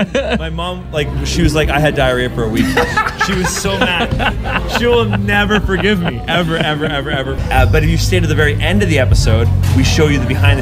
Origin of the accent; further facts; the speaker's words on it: Vancouver, British Columbia, Canada; now in Toronto, Canada; Originally from Vancouver. I live in Toronto now.